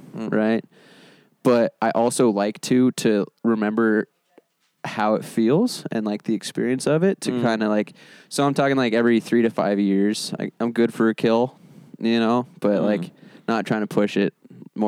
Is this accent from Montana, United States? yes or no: yes; Billings, Montana, United States; growing up in Billings